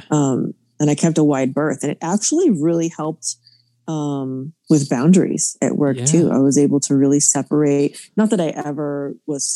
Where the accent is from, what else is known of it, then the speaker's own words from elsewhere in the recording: Florida, United States; I'm from Florida